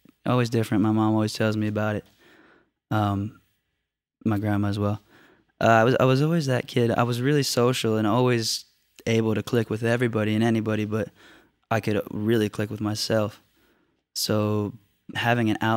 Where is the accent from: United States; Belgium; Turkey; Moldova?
United States; Orlando, Florida; we're from Dr. Phillips, which is a suburb right outside of it.